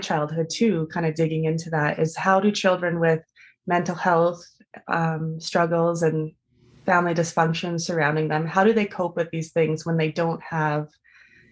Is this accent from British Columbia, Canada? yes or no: yes; Vancouver, British Columbia, Canada; I grew up in Vancouver.